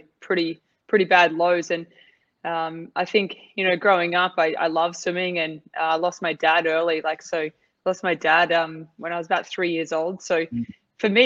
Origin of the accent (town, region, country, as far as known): Australia; moved away as an adult; now in Dubai, United Arab Emirates